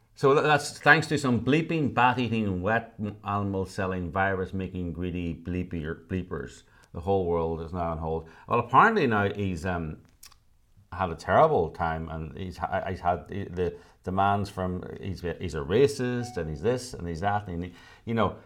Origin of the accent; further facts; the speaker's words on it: United Kingdom; now in Los Angeles, United States; I was born in the United Kingdom.